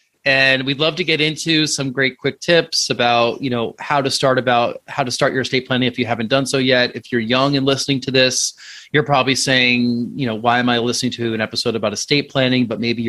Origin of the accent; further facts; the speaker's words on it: New York, United States; now in Massachusetts, United States; I'm from New York originally, so I know what snowbirds are. Here in Massachusetts, we have them.